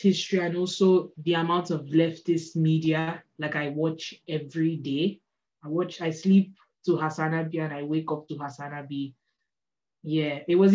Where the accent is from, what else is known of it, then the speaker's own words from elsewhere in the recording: Nigeria; now in France; I'm a Nigerian artist based in France.